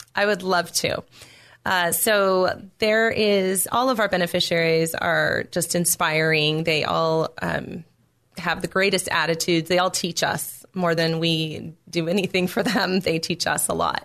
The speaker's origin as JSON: {"language": "English", "town": "Temecula", "region": "California", "country": "United States", "tie": "born or raised there", "said": "I grew up in Temecula um, in a very solid home"}